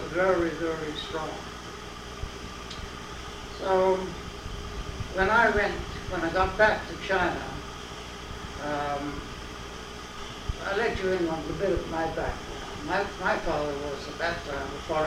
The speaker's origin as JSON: {"language": "English", "region": "London", "country": "United Kingdom", "tie": "born or raised there", "also_born_or_lived": "West Indies", "first_language": "English", "moved": "yes", "said": "I was born actually in the West Indies, and then at the age of 4, I went to England, and I got my main education at London University"}